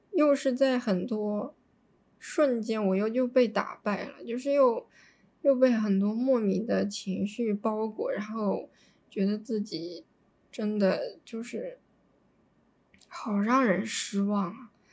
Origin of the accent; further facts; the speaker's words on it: Nanjing, Jiangsu, China; moved away; 南京是我最喜欢的城市，是我的家乡